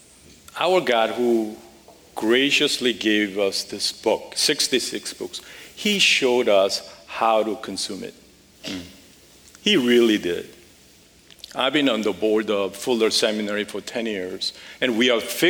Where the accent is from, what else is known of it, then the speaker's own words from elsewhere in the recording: Seoul, South Korea; moved away as an adult; also born or lived in Las Vegas, United States / Los Angeles, United States; now in United States; I grew up in Seoul, a wonderful family, and moved to the U.S. when I was about 18